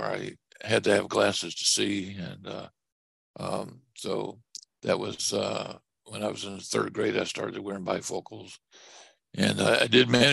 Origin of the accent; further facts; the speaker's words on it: Lakeland, Florida, United States; also born or lived in Clearwater, Florida; I was born September the 9th, 1948, in Lakeland, Florida, at Lakeland General Hospital.